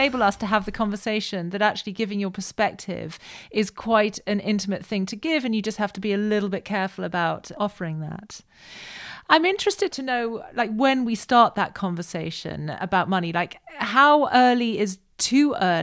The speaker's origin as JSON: {"language": "English", "country": "United Kingdom", "said": "that's one of the things we do as British people"}